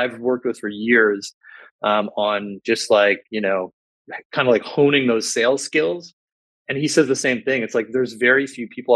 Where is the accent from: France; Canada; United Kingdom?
Canada; I'm a Canadian